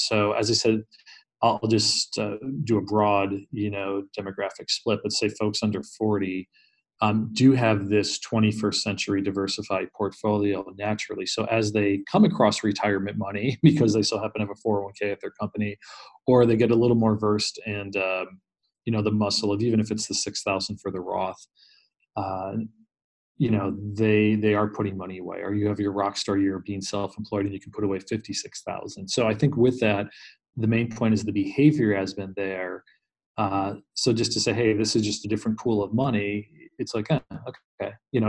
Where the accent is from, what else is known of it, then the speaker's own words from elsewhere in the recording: Northeast, United States; I grew up in the Northeast. It's a pretty heavy top-down culture, you know, from just generational to religion to everything else.